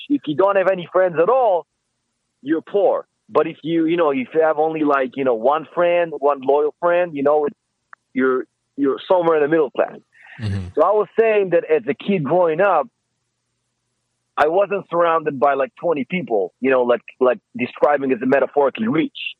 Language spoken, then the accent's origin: English; Israel; English is a second language; moved away as an adult; now in Los Angeles, United States; I'm from Israel.